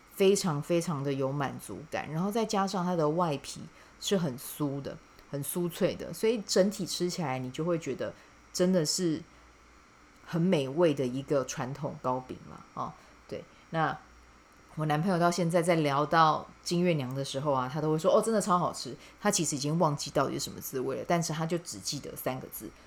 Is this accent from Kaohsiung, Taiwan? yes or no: yes; Kaohsiung, Taiwan; 称为高雄人的我